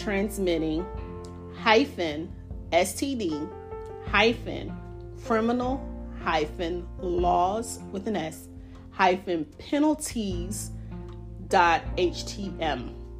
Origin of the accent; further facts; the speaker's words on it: New York, United States; now in North Carolina, United States; I did my home state of New York, not specifically New York City, but the state of New York